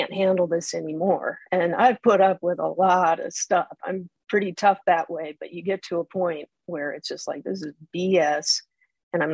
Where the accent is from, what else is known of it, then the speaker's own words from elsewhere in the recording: South Dakota, United States; I grew up in South Dakota